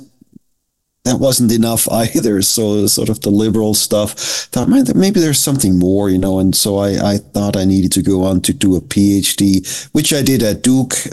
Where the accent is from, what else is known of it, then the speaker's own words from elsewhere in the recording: Southern Germany, Germany; now in United States; I was raised in Germany, but the odd thing about it is I grew up as a Methodist